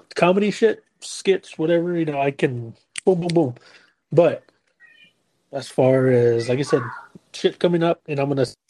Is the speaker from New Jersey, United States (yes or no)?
no; San Antonio, Texas, United States; we're from San Antonio.